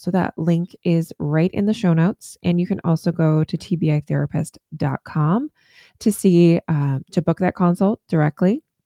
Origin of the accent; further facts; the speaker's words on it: Northern Virginia, United States; now in Maine, United States; I, I grew up in Northern Virginia in the D C metro area